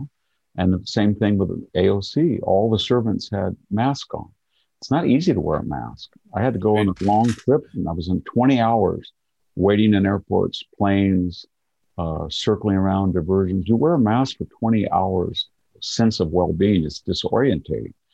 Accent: Selma, California, United States; My hometown

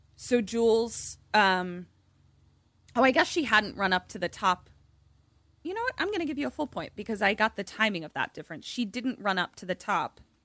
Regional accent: Baltimore, Maryland, United States; accent: Balmer; my Balmer accent

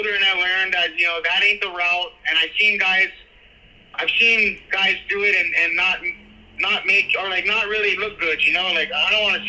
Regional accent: Makaha/Maili, Hawaii, United States; born or raised there

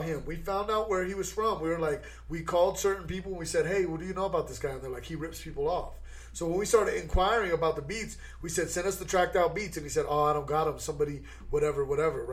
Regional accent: United States; I grew up five blocks from right here in Five Points

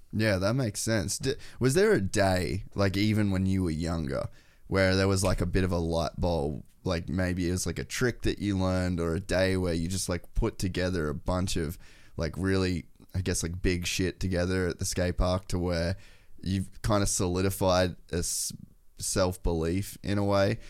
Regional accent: Cairns, Queensland, Australia; we grew up in Cairns and, like, Edmonton

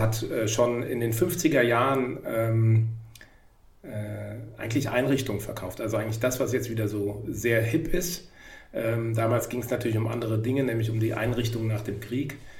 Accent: Hamburg, Germany; ich komme auch aus Hamburg

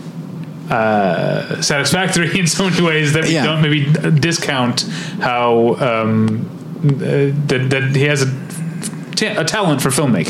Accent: Midwest, United States; accent: Midwestern; my Midwestern accent came out

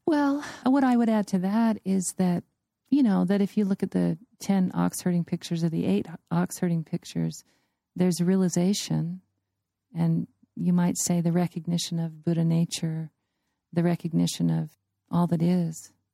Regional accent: United States; I'm an American

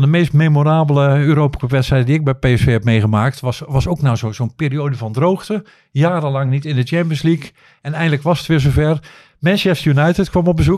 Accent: Netherlands; ik kom uit Nederland

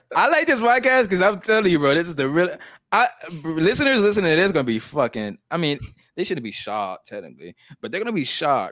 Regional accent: the South, United States; accent: country; I've been living in the South my whole life

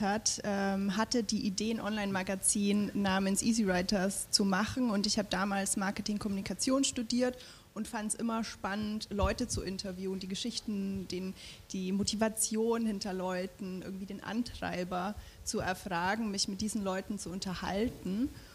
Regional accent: Franconia, Bavaria, Germany; ich bin ja auch im Frankenland groß geworden

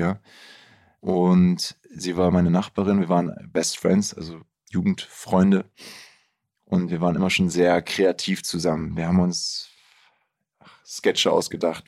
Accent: Bielefeld, North Rhine-Westphalia, Germany; ich bin ja auch in Bielefeld aufgewachsen

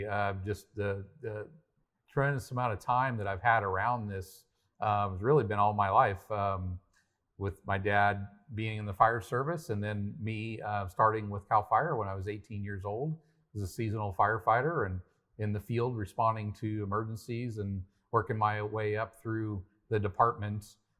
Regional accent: Paradise, California, United States; Yeah, it really goes back to growing up in Paradise, California, where I'm from.

